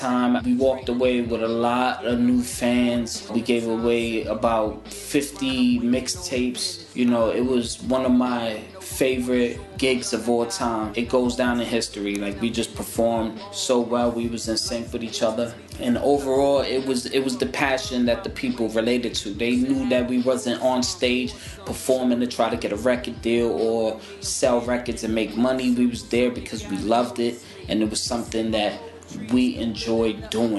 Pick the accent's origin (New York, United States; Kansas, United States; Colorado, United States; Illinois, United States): New York, United States; New York City; I'm from New York City, born and raised